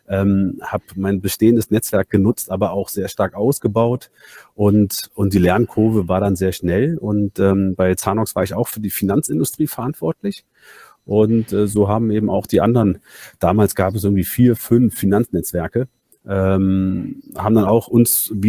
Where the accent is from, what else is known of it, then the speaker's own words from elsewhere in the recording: Berlin, Germany; born there; also bin, bin gebürtiger Berliner und eigentlich Banker.